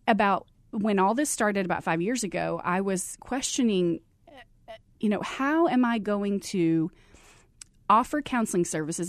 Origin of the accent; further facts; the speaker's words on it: Abilene, Texas, United States; moved away as an adult; now in Arizona, United States; I grew up in Abilene, Texas